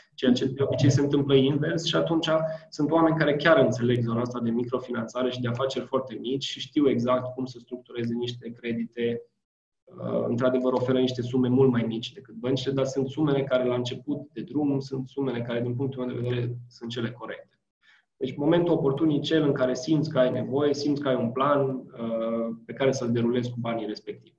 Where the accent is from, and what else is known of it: Romania